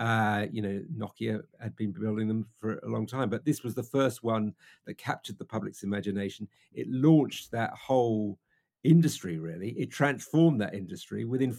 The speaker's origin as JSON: {"language": "English", "country": "United Kingdom", "said": "We're British."}